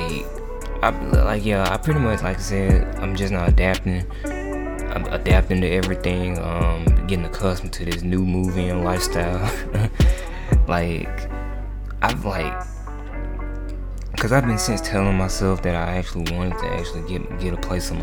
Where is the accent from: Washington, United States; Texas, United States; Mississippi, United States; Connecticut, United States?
Mississippi, United States; moved away as an adult; now in Tuscaloosa, United States; I've also since moved from my hometown in Mississippi, so now I'm just now adapting to my new environment here in Tuscaloosa, Alabama